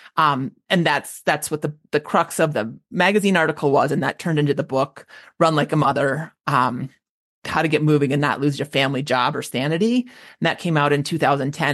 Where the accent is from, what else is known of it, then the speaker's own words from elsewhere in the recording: Minneapolis, Minnesota, United States; moved away; I grew up in the Twin Cities.